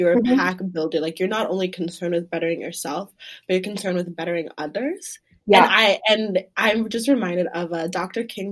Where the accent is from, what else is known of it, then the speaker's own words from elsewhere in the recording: Douala, Littoral, Cameroon; now in United States; I'm from Douala, Cameroon